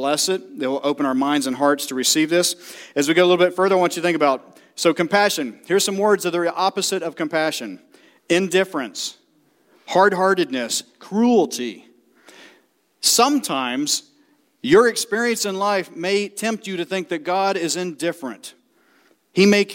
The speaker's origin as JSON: {"language": "English", "region": "the South", "country": "United States", "said": "I'm from the South"}